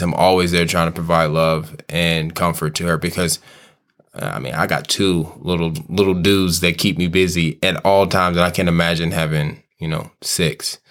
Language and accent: English; Kansas City, United States; I'm born and raised in Kansas City